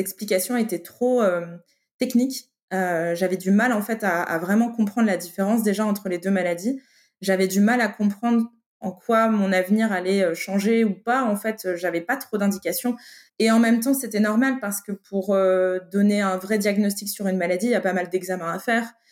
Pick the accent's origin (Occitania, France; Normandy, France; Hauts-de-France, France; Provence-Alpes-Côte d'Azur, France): Hauts-de-France, France; Lille; je viens du nord de la France. J'ai grandi en ville, à Lille.